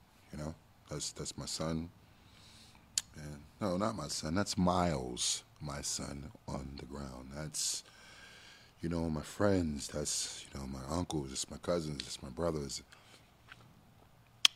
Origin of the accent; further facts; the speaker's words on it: New York City, New York, United States; moved away; also born or lived in Washington, D.C.; I'm from Brooklyn. Grew up in the ghetto.